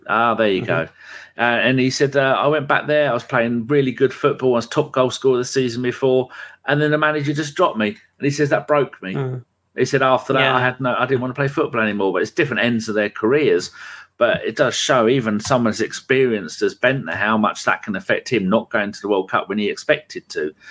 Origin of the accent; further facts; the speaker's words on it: England, United Kingdom; being English